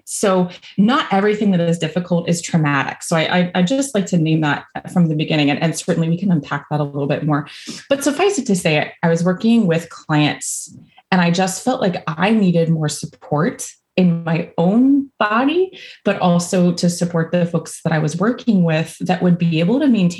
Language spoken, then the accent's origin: English; Virginia, United States; now in Louisville, United States; So if you hear a y'all or I'm originally from Virginia. I don't have much of an accent anymore, but sometimes it comes out.